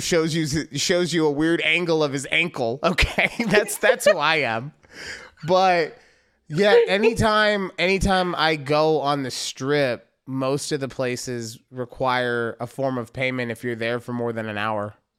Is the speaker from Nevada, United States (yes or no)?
yes; Las Vegas, Nevada, United States; moved away; growing up in Vegas